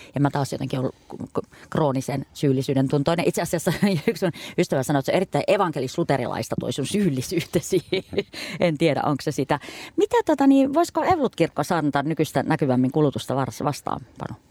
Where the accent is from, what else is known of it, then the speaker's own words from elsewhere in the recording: Kuusamo, North Ostrobothnia, Finland; mä oon Kuusamosta kotosi